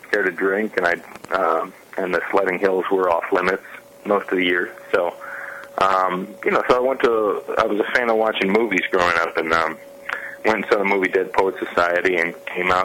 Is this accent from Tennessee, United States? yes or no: no; Perrysburg, Ohio, United States; moved away; I grew up in a small town outside of Toledo called Perrysburg